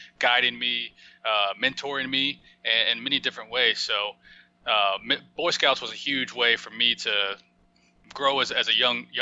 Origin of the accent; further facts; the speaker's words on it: Oklahoma, United States; moved away as an adult; also born or lived in Arizona; I grew up in Oklahoma